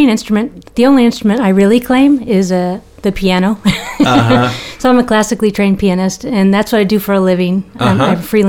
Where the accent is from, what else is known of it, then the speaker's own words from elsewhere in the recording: Louisville, Kentucky, United States; also born or lived in Cincinnati, Ohio; now in Eugene, United States; I grew up in Louisville, Kentucky.